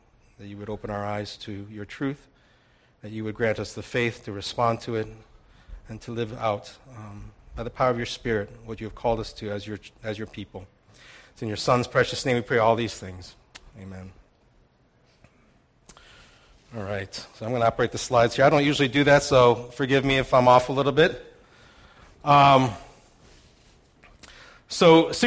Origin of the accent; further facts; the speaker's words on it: St. Louis, Missouri, United States; moved away; I went back to St. Louis, my hometown